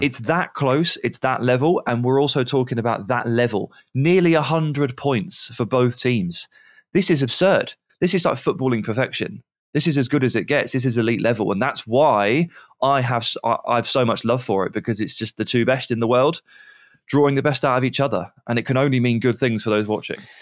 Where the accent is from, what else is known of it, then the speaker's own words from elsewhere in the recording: England, United Kingdom; I'm English